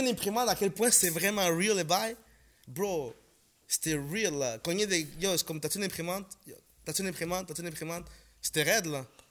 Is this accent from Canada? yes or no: yes; Montreal, Quebec, Canada; French is a second language; also born or lived in Ecuador; j'ai grandi à Saint-Sulpice